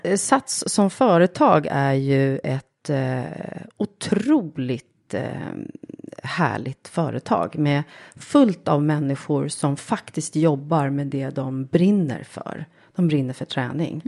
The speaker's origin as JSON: {"language": "Swedish", "town": "Lidingö", "region": "Stockholm County", "country": "Sweden", "tie": "born or raised there", "said": "jag är uppvuxen eh, egentligen på Lidingö"}